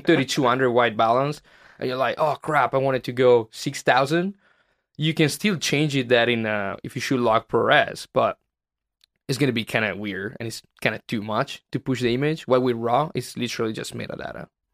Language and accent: English; Italy; moved away as an adult; now in Los Angeles, United States; my hometown